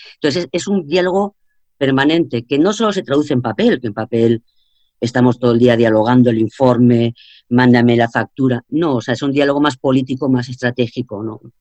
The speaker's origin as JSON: {"language": "Spanish", "country": "Spain"}